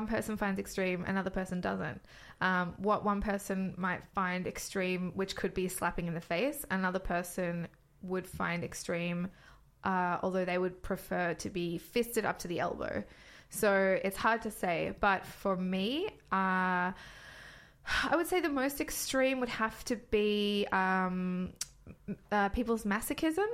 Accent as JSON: {"language": "English", "country": "Australia", "moved": "yes", "lives_now": "London, United Kingdom", "said": "I'm a London-based dominatrix. I'm from Australia"}